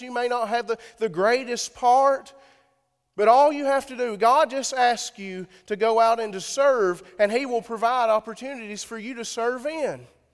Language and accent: English; Sparta, Tennessee, United States; I'm from Sparta.